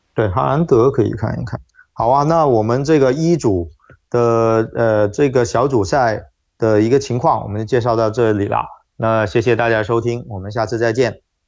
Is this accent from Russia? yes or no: no; China; 就作为中国人来说